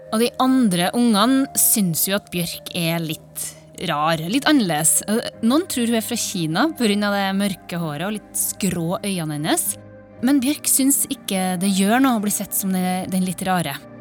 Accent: Trondheim, Trøndelag, Norway; på festningen i Trondheim, i nabolaget der jeg vokste opp

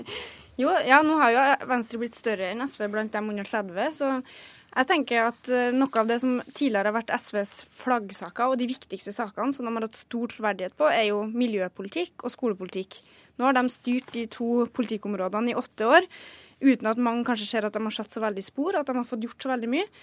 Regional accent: Orkdal, Trøndelag, Norway; jeg er fra Orkdalen

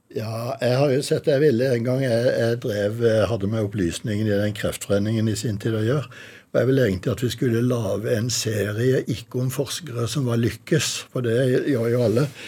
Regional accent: Kristiansand, Agder, Norway; moved away; nederst i Kuholmen, 100 meter bort fra der hvor vi bodde da jeg vokste opp

